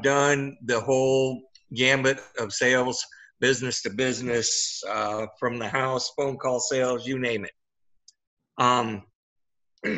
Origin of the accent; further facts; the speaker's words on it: Midwest, United States; now in Wentzville, United States; I was born and raised in the Midwest